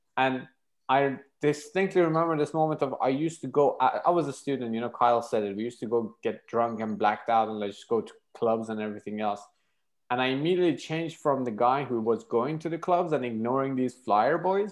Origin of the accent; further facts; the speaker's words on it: Iran; moved away as an adult; now in United Kingdom; I'm from Iran, uh, my country got sanctioned to hell around 2011